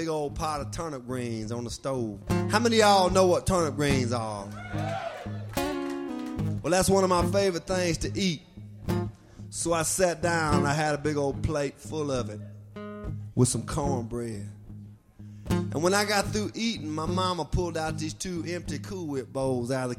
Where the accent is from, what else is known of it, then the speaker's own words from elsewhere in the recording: Tupelo, Mississippi, United States; I'm from Tupelo, Mississippi, the birthplace of ….